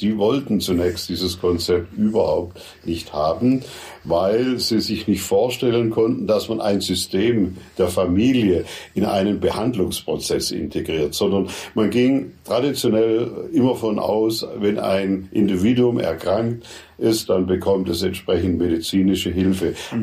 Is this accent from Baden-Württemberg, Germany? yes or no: yes; Furtwangen, Baden-Württemberg, Germany; Furtwangen, meine Heimatstadt